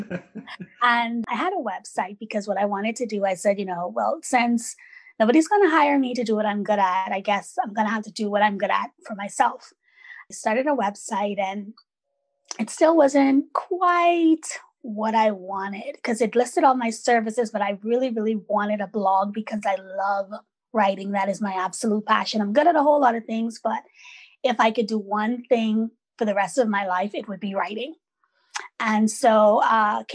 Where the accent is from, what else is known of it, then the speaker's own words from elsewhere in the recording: Bahamas; now in British Columbia, Canada; my Caribbean upbringing